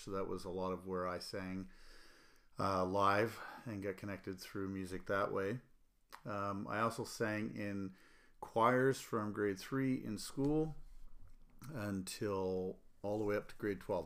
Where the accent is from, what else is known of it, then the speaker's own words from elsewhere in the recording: Annapolis Valley, Nova Scotia, Canada; now in Calgary, Canada; I grew up in the, in the Annapolis Valley, Nova Scotia